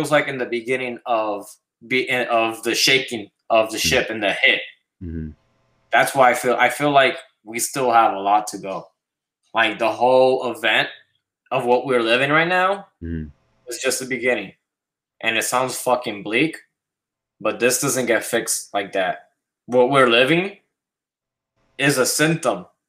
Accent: New York City, New York, United States; moved away; also born or lived in Puerto Rico; I was raised in the South Bronx

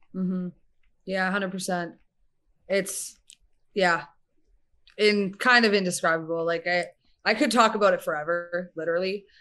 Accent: Winnipeg, Manitoba, Canada; moved away as an adult; also born or lived in Calgary; now in Alberta, Canada; we're both from Winnipeg, Manitoba.

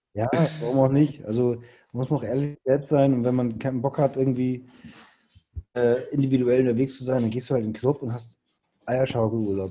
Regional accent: Hamburg, Germany; ich komme aus Hamburg

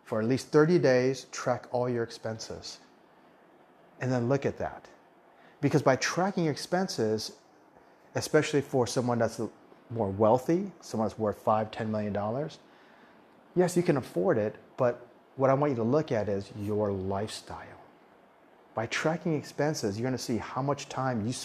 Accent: Southwest, United States; first language Taiwanese; moved away as an adult; also born or lived in Taiwan; now in Thailand; I'm from the Southwest in the United States

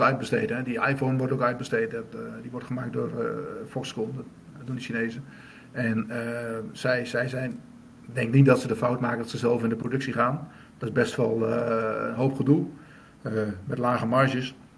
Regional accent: Drenthe, Netherlands; waar ik vandaan kom in Drenthe

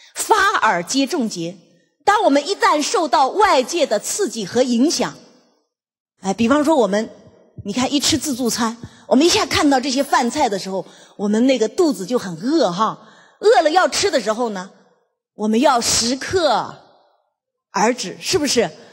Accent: China; 所以我们中国人呢，真的是很中庸。

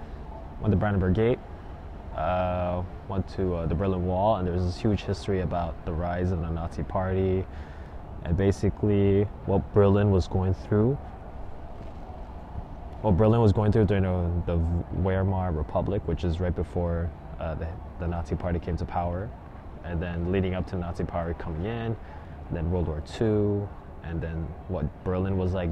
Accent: Canada; growing up in Canada

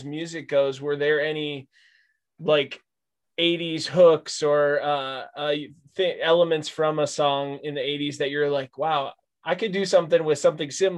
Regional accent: Minneapolis, Minnesota, United States; also born or lived in Chicago, United States; now in south of Nashville, United States; I'm actually south of Nashville, but I grew up in Minneapolis in the suburbs, and then I spent 10 years in Chicago

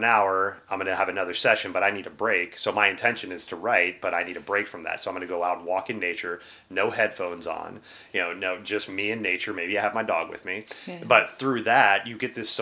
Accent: Texas, United States; moved away; also born or lived in Pacific Northwest; I was from Texas

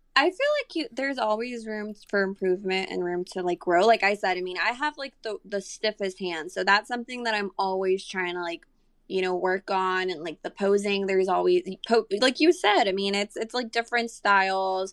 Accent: San Antonio, Texas, United States; also born or lived in Monterrey, Mexico; I am from Monterrey, but I've been living here in San Antonio since I was, like, maybe, like, nine years old

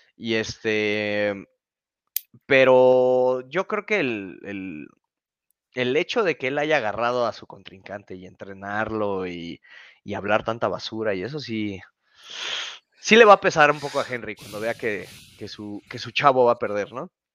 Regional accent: Mexico; como mexicano.

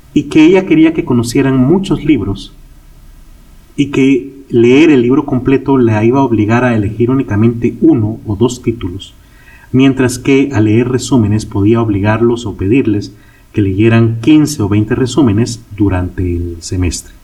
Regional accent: Guatemala; en mi país, Guatemala

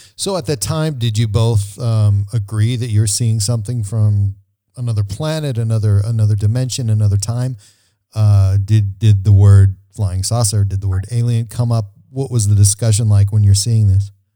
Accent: Montana, United States; I was born in 1965 in Montana

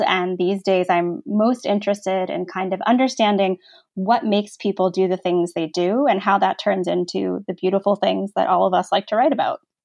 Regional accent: Virginia Beach, Virginia, United States; I'm from Virginia and I'm from a beach town, Virginia Beach

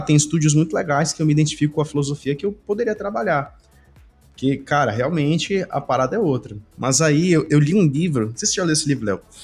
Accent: Belém, Pará, Brazil; aqui na, na minha região, eu sou de Belém

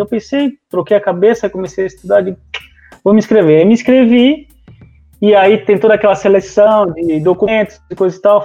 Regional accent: Santa Catarina, Brazil; eu sou aqui de Santa Catarina

